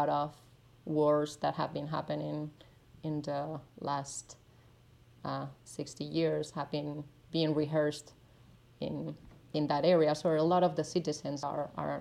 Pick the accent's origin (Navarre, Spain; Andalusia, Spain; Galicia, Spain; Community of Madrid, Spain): Navarre, Spain; first language Spanish; English is a second language; moved away as an adult; also born or lived in New York; now in Berlin, Germany; my hometown in the north of Spain